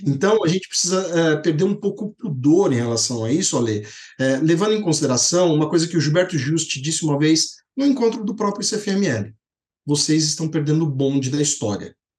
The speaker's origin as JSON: {"language": "Portuguese", "town": "Poços de Caldas", "region": "Minas Gerais", "country": "Brazil", "tie": "born or raised there", "said": "lá em Posto de Caldas, que é a minha terra"}